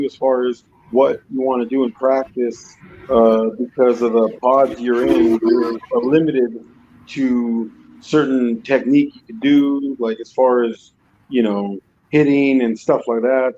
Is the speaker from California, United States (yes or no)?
yes; Maywood, California, United States; I grew up in Maywood, which is adjacent to Huntington Park, Bell, you know, Southgate, Commerce, East LA, and basically born and raised there